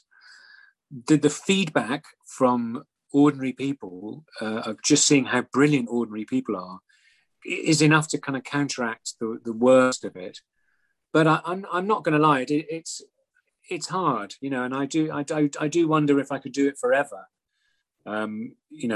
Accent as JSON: {"language": "English", "region": "Scotland", "country": "United Kingdom", "said": "I'm Scottish"}